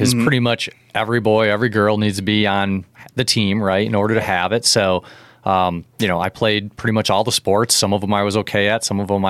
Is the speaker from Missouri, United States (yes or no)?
no; Leaf River, Illinois, United States; also born or lived in Rockford; I was born in Rockford, but basically grew up in Leaf River my whole life. Went to Forest in high school when Leaf River and Forest emerged. Graduated in 1994. So I'm a small town guy, definitely.